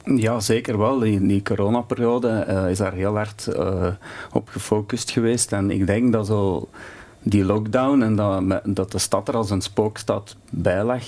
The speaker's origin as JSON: {"language": "Dutch", "town": "Diest", "region": "Flanders", "country": "Belgium", "said": "bij ons in Dist"}